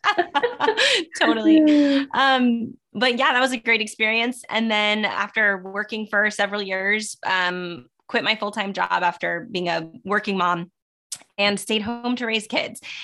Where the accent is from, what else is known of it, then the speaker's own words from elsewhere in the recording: Southern California, United States; also born or lived in Sacramento; I'm born and raised in Southern California